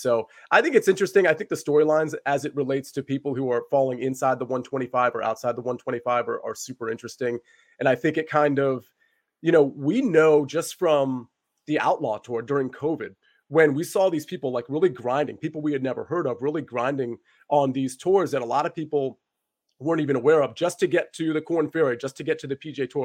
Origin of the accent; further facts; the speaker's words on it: the DC area, Northern Virginia, United States; I'm from Northern Virginia, the D C area